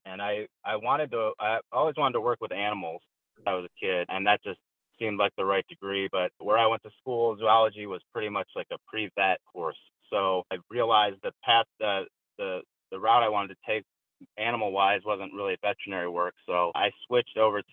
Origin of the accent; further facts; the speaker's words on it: Midwest, United States; I was born in the early 80s, and I grew up in the Midwest